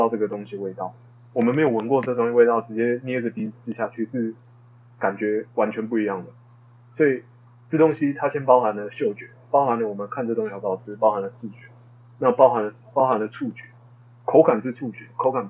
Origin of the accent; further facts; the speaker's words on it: Hsinchu, Taiwan; 然后然后回我老家在新竹嘛，那就回回我老家